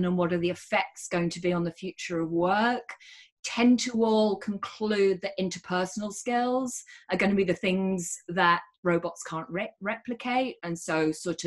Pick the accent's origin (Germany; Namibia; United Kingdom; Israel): United Kingdom; moved away; And I'm British.